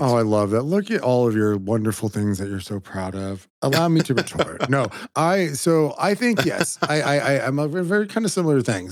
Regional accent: California, United States; a Mexican from California

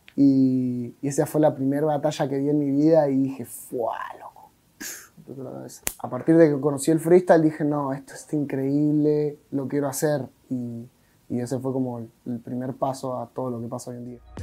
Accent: Monte Grande, Buenos Aires Province, Argentina; Vengo de zona sur de Buenos Aires, con urbano, vengo de Monte Grande

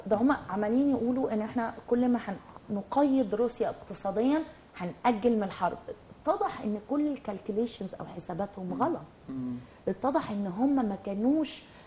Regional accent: Egypt; في بلدنا

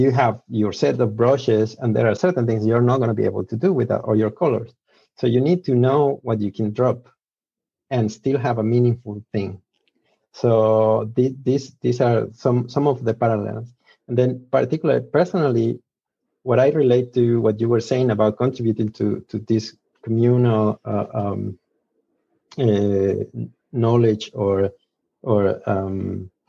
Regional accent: Mexico; English is a second language; I am Mexican, so apologies for my accent. My English is still fade sometime

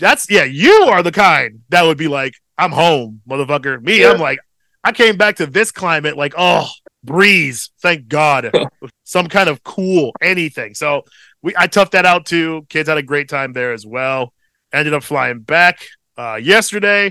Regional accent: Midwest, United States; as a Midwesterner

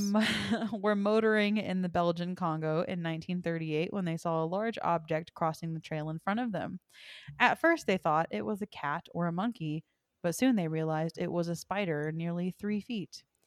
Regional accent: Texas, United States; now in Colorado, United States; I'm from Texas

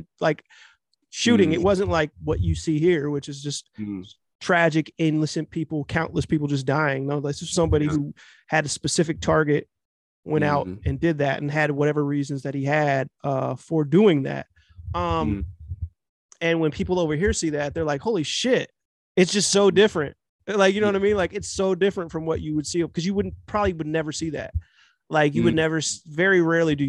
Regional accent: Cincinnati, Ohio, United States; also born or lived in California / Los Angeles; I'm currently in Cincinnati. I lived in LA, I lived in Los Angeles for a few years. Moved back here because I grew up here, even though I was born in California

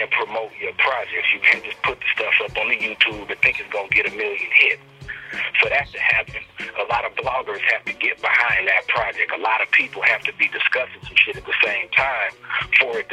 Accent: Oceanside, California, United States; I'm from Oceanside.

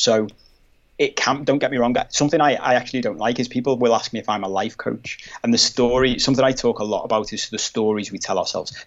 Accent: Liverpool, North West England, United Kingdom; I'm from Liverpool, but it's a very manly city.

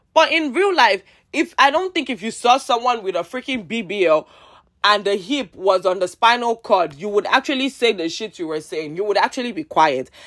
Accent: Nigeria; I'm Nigerian

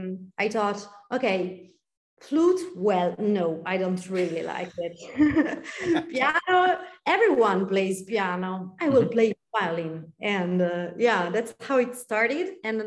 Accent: Milan, Lombardy, Italy; born or raised there; English is a second language

